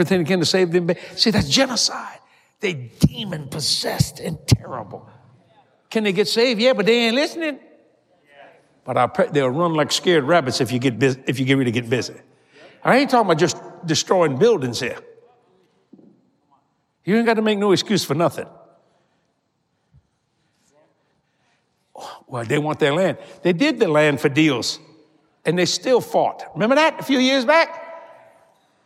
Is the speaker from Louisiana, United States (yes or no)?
yes; New Orleans, Louisiana, United States; I was raised on the streets of New Orleans